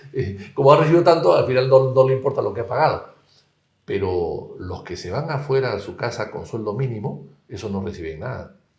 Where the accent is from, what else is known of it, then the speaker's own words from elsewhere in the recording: Peru; also born or lived in Spain; mi país y a mi pueblo